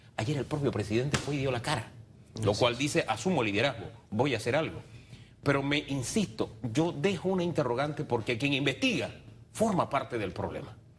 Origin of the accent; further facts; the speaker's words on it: Panama; yo, como panameño, todos los panameños